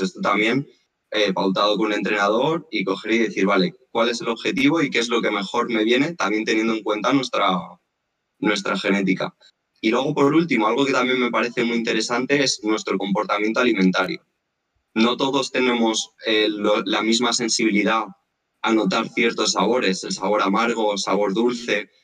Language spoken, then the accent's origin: Spanish; Madrid, Community of Madrid, Spain; moved away as an adult; now in Mallorca, Spain; yo soy de Madrid